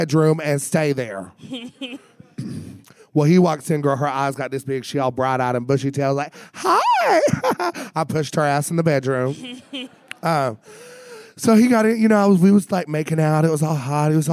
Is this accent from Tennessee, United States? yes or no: yes; Tennessee, United States; I'm from Tennessee.